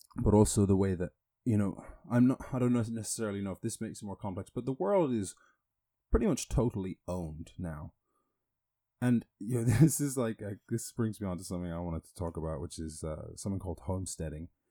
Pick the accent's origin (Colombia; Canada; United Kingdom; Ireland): Ireland; growing up in Ireland